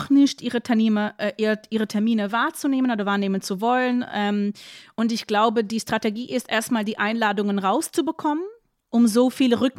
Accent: Berlin, Germany; aber ich bin Berlinerin und ähm, ja, ich werde geimpft.

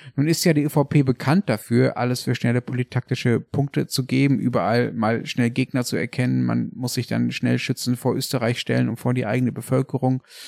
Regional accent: Germany; now in Berlin, Germany; Ich als Deutscher

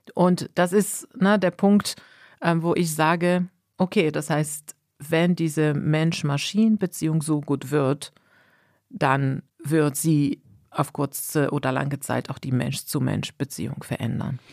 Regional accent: Morocco; now in Germany; ich komme aus Marokko

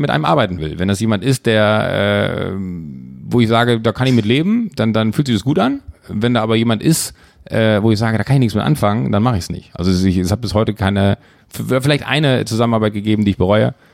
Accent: Schwalmtal, North Rhine-Westphalia, Germany; now in Hamburg, Germany; ich bin in Schwalmtal aufgewachsen, in einem kleinen 8000 Seelendorf, äh, bin dann irgendwann Autofahren durch ganz großes Glück nach Hamburg gekommen

